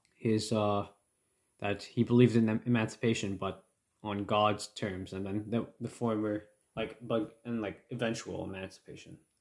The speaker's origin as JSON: {"language": "English", "country": "Canada", "said": "my thoughts as a Canadian"}